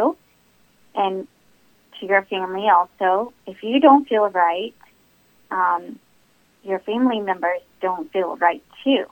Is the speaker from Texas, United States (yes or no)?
yes; Texas, United States; I was born in Texas, but I have Indian parents from India